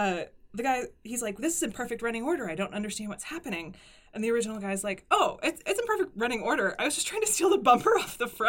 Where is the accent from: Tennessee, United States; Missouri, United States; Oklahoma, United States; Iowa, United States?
Tennessee, United States; Nashville area; moved away as an adult; now in Dundee, United Kingdom; Well, so I'm a small town girl. I'm from Nashville, but I grew up in the country.